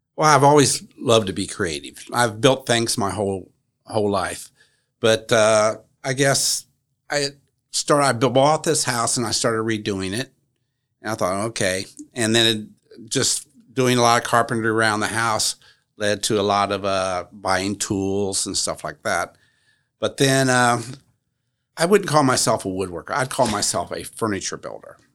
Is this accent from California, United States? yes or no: no; Marion, Indiana, United States; Well, I'm a native Marion. I was raised in Marion, and I actually was raised in the downtown area.